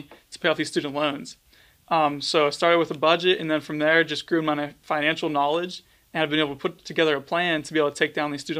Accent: Pittsburgh, Pennsylvania, United States; I am from Pittsburgh, Pennsylvania. I'm a senior

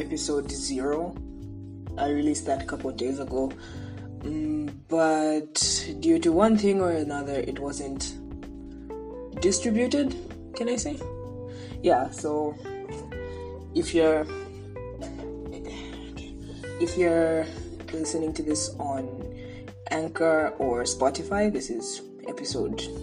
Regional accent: Zambia; first language English; I am from Zambia, which is a country in the south central of Africa.

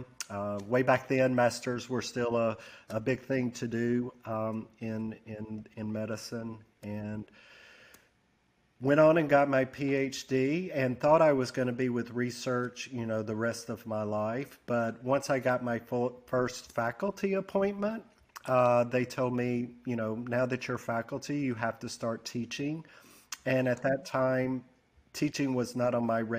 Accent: Gadsden, Alabama, United States; also born or lived in Birmingham, Alabama; Gadsden, Alabama is where I was raised.

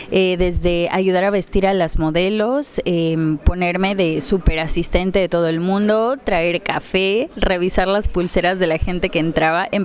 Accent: Mexico; moved away as an adult; now in Paris, France; Sí, soy mexicana y hace siete años ya que vivo en París.

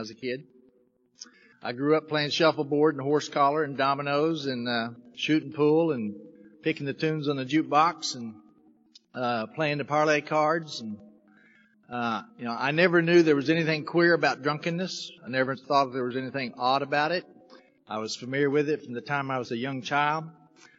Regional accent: Oklahoma City, Oklahoma, United States; moved away; I'm from Oklahoma, originally. Oklahoma City's where I was born. Grew up in relative poverty

